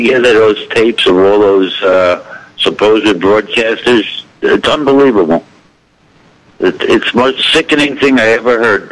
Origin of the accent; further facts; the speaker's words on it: New York City, New York, United States; I was born in Brooklyn, New York